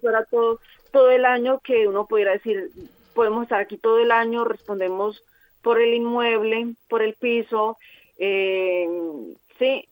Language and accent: Spanish; Colombia; moved away as an adult; now in Formentera, Spain; nosotros venimos de Colombia